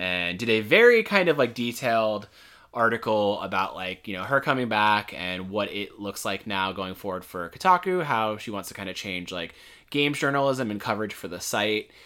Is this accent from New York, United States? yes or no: no; Florida, United States; moved away; we're from Florida, so, like, we're used to substantial heat